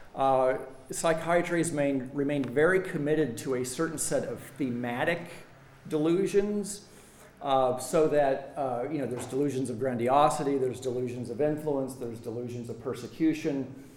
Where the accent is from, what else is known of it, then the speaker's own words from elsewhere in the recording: United States; as an American